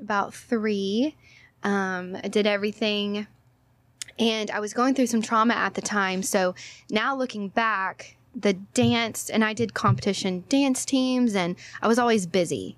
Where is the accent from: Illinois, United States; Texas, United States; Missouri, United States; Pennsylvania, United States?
Texas, United States; Orange; also born or lived in Hawaii; I'm from Orange, Texas.